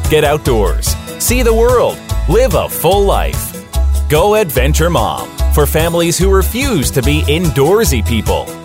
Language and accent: English; Salem, Utah, United States; I grew up on a ranch a slash farm. Um, my dad is a horse trainer, so outside all the time. Enjoyed life um, in a small town.